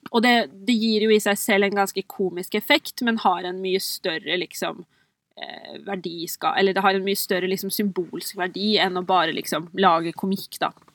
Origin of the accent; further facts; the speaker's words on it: Oppland, Innlandet, Norway; Jeg er jo sjøl fra Oppland, og jeg vokste opp med de OL-symbolene